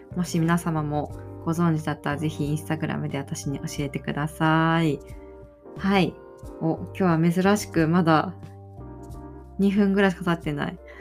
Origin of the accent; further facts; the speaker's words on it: Aichi, Japan; 私が生まれ育った愛知県